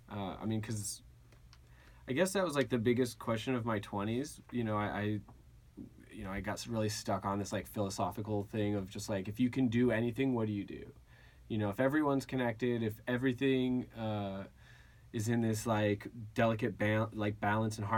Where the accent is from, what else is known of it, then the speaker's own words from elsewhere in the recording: Agoura, California, United States; So uh, I grew up in Agoura.